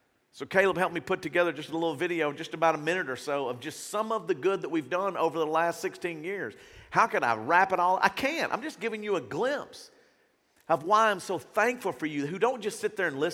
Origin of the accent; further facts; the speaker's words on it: Shreveport, Louisiana, United States; I grew up in South Shreveport